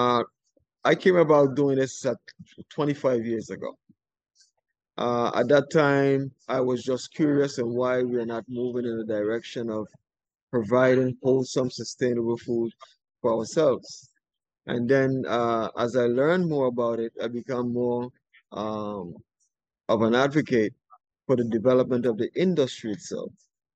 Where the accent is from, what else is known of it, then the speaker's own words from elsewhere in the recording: St. Croix, U.S. Virgin Islands; I'm from the island of St. Croix